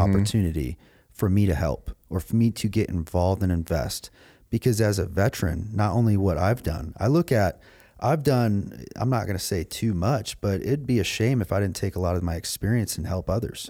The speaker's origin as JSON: {"language": "English", "region": "Michigan", "country": "United States", "tie": "born or raised there", "said": "growing up in Michigan"}